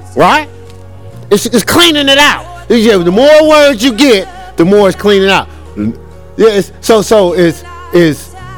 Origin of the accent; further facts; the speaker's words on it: Newark, New Jersey, United States; I'm from Newark